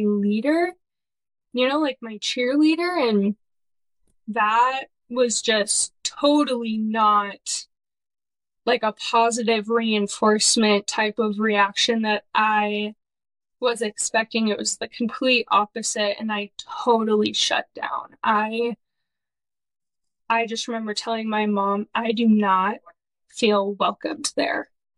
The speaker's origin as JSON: {"language": "English", "town": "Irvine", "region": "California", "country": "United States", "tie": "born or raised there", "said": "I'm from California, born and raised in Orange County. I grew up in a suburb called Irvine"}